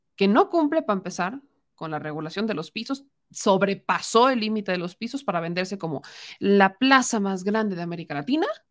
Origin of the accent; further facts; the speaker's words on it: Puebla, Mexico; los que somos de Puebla